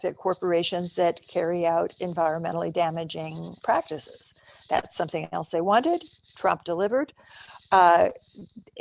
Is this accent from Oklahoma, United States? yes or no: yes; Stillwater, Oklahoma, United States; moved away; also born or lived in Nebraska; my hometown of Stillwater, Oklahoma